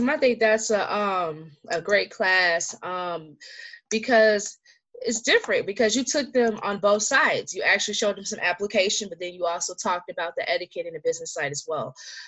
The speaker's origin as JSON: {"language": "English", "town": "Detroit", "region": "Michigan", "country": "United States", "said": "I'm from the Metro Detroit area, and I'm the founder of the Detroit Business and Beauty Expo"}